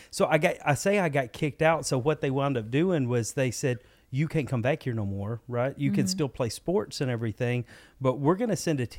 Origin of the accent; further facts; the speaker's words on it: Cherokee, Alabama, United States; I'm actually from North Alabama, a little town called Cherokee.